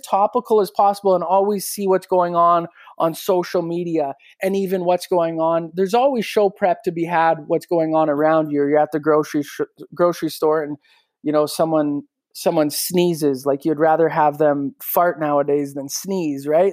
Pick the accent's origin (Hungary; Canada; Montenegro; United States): Canada; Regina, Saskatchewan; I'm able to do a morning show in my hometown